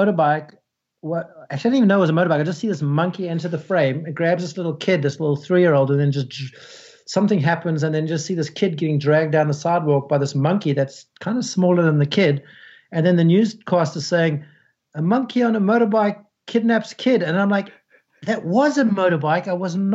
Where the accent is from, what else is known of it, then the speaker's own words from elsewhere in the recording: New Zealand; we're from New Zealand